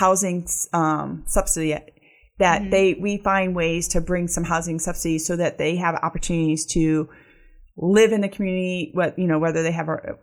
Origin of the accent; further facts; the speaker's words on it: Akron, Ohio, United States; I grew up in Akron and I grew up in a neighborhood called Goodyear Heights